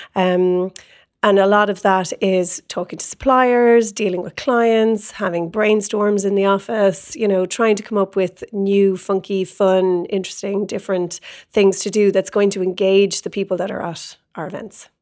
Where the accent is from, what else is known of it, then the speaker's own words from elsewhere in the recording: Ireland; moved away as an adult; now in San Francisco, United States; being Irish, you have a lot of Irish contacts